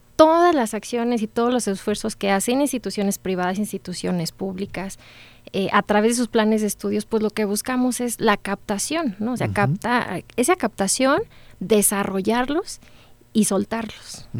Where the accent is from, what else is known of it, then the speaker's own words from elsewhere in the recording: San Luis Potosí, Mexico; moved away as an adult; now in Celaya, Mexico; yo soy orgullosamente egresada de la licenciatura en Administración de nuestro sistema de los tecnológicos, pero del estado de San Luis Potosí